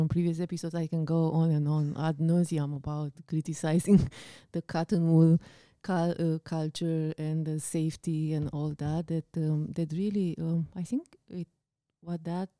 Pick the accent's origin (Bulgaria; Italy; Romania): Romania; English is a second language; now in Canada; it reminds me of when we came from Romania, we brought a cat with us, right?